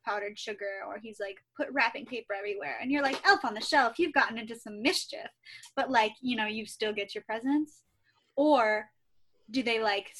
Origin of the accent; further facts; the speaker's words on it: Ohio, United States; moved away; I am from Ohio